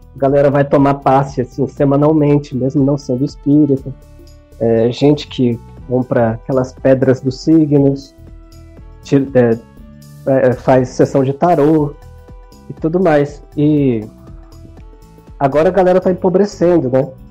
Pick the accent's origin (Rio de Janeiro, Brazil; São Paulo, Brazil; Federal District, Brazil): Federal District, Brazil; Brasília; also born or lived in Ceará; eu fui criado em Brasília quase minha vida toda